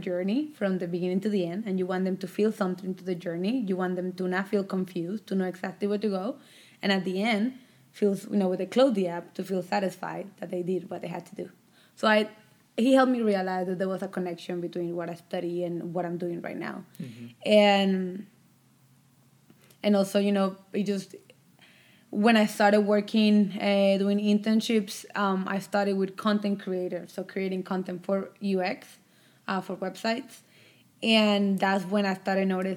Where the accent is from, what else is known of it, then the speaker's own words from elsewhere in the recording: Colombia; also born or lived in Savannah, Georgia; now in United States; Migrated to the United States with my family back in 2006